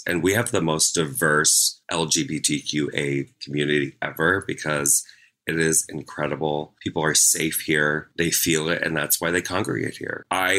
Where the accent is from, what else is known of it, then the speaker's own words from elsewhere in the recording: Midwest, United States; I'm from the Midwest. We tease because we love.